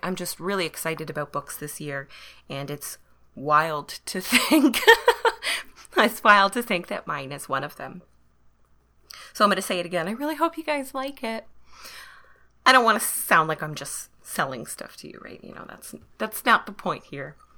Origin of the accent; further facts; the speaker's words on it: Canada; I am Canadian